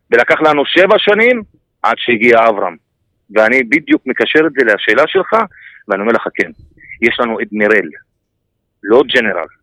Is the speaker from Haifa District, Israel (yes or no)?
yes; Haifa, Haifa District, Israel; והתקשורת אצלנו בחיפה